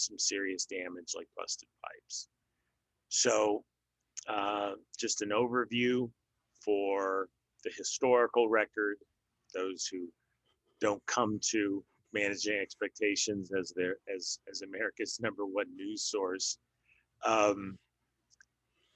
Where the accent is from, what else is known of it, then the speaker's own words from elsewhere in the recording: Denver, Colorado, United States; moved away as an adult; also born or lived in Midwest / Portland; now in Texas, United States; I grew up in Denver, born in the Midwest and, grew up in Denver.